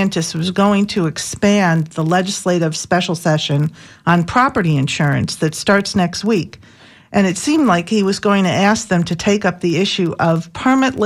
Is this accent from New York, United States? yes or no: yes; Buffalo, New York, United States; now in Tampa, United States; Buffalo, New York, actually my hometown.